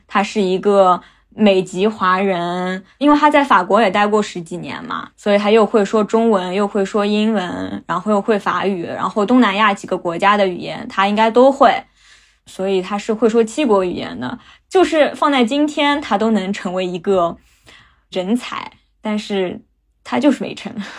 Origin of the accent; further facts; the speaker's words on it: Shanghai, China; also born or lived in Phnom Penh, Cambodia; 我是在金边出生的。在我一岁半的时候，我妈就把我送回上海，送到外婆外公家住 然后我就跟着我外公外婆长大